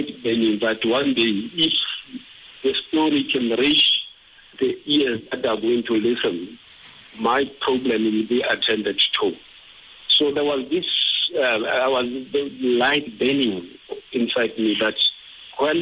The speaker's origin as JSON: {"language": "English", "town": "Bethlehem", "region": "Free State", "country": "South Africa", "said": "I moved from Togoza and came back to study here in Bethlehem at home."}